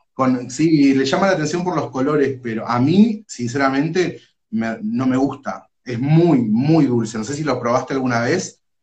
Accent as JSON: {"language": "Spanish", "town": "Ituzaingó", "region": "Corrientes", "country": "Argentina", "tie": "born or raised there", "moved": "yes", "lives_now": "Moreno, Argentina", "said": "vivo acá en Moreno, pero nací y me crié en Corrientes, en Ituzaingó"}